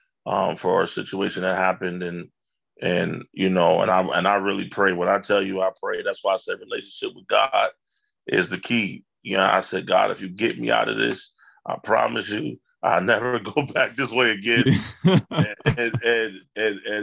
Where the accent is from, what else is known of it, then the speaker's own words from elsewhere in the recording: Buffalo, New York, United States; I grew up in the Langfield Projects and I never even knew all of what Buffalo had.